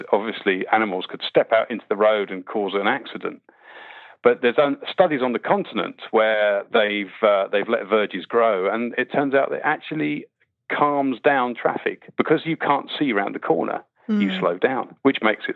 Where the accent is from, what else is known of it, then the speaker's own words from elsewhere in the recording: Winnie the Pooh land, South East England, United Kingdom; I grew up, weirdly enough, I grew up in Winnie the Pooh land